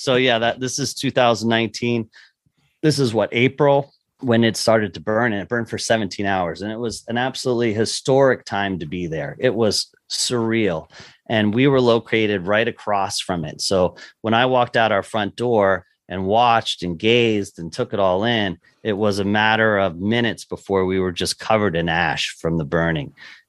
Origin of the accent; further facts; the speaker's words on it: Lancaster, Pennsylvania, United States; moved away as an adult; now in Kansas City, United States; I grew up obviously in Lancaster, Pennsylvania, not far from the Chesapeake Bay and not far from Maryland